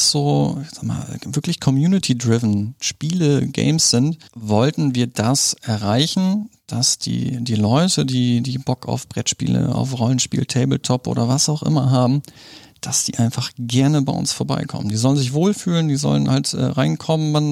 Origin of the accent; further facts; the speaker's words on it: Germany; also born or lived in Poland; ich wurde in, in Polen geboren. Hm bin mit äh, zwei Jahren sind wir nach Deutschland ge gekommen, Hab irgendwie schon in der halben Republik gewohnt.